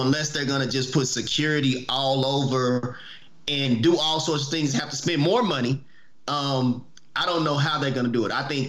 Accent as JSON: {"language": "English", "town": "Oklahoma City", "region": "Oklahoma", "country": "United States", "said": "we're from Oklahoma City."}